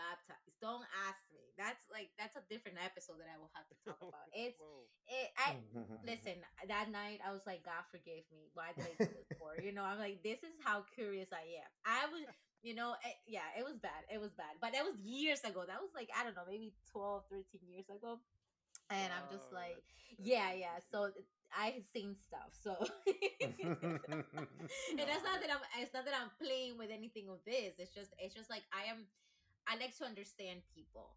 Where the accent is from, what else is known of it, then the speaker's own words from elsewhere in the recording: Ecuador; English is a second language; moved away as an adult; now in United States; I was baptized Catholic in Ecuador because I grew up in Ecuador